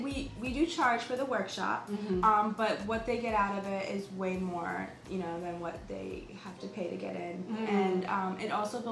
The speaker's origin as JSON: {"language": "English", "country": "India", "said": "which I love because of course I'm Indian."}